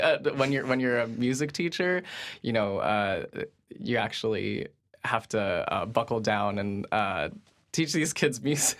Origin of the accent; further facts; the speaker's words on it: New Fairfield, Connecticut, United States; I'm from New Fairfield